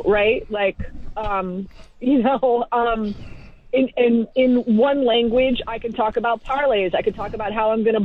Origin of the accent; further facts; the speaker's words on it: Miami, Florida, United States; moved away as an adult; now in New York, United States; I'm originally from Miami, Florida, born and raised.